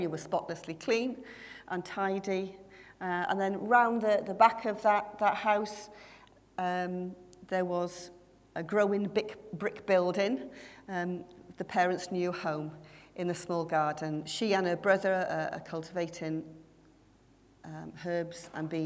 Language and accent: English; Wales, United Kingdom; I was the only Welsh one that from representing Wales